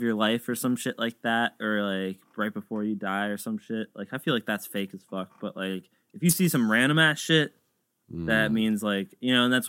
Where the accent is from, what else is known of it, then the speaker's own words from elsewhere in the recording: Philadelphia, Pennsylvania, United States; I'm from South Philly, born and raised.